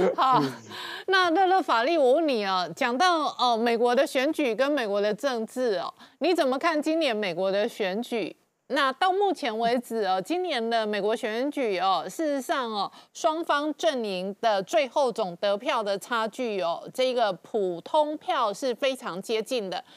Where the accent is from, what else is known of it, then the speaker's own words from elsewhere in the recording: Taiwan; accent: Taiwanese; 我是一个台湾口音的台妹